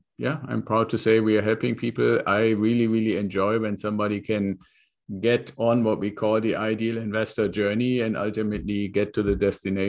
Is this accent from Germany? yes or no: yes; Germany; moved away as an adult; now in California, United States; So I came here from Germany as part of an exchange program with the Air Force.